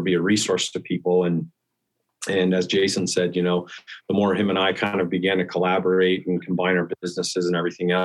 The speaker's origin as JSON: {"language": "English", "region": "Western Nebraska", "country": "United States", "tie": "born or raised there", "moved": "yes", "lives_now": "Denver, United States", "said": "I grew up in Western Nebraska and got introduced to hunting at an early age."}